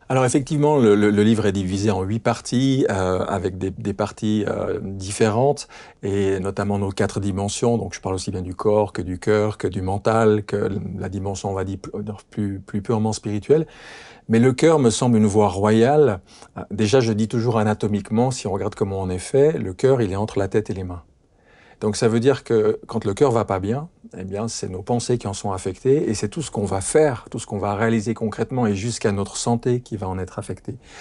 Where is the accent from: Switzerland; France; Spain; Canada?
France; chez nous en France